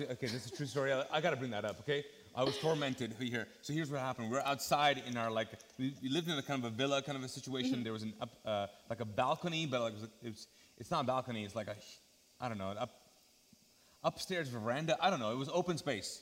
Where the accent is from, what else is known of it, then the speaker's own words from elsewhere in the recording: Kuwait; now in Charlotte, United States; growing up in uh, Kuwait. Mm -hmm. uh, so mm-hmm. that's where we grew up. We're Pakistani. We speak Urdu.